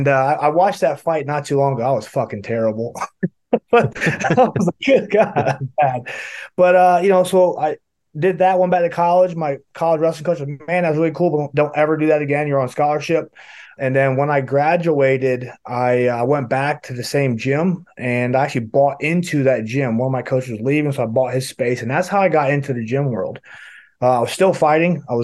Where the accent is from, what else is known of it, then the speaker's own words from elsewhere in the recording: western North Carolina, United States; I'm from West North Carolina, and football is big here. I played football from the time I started. When I moved here, I was 5 years old